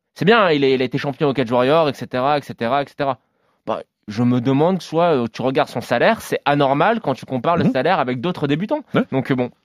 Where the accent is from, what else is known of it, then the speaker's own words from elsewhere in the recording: France; chez nous en France